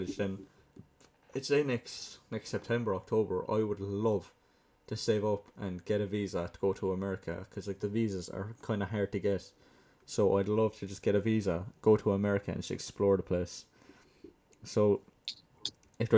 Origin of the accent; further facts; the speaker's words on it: Limerick, Munster, Ireland; from where I'm from, Limerick now, that's like, it's like center, I'd like to say center, kind of south center of Ireland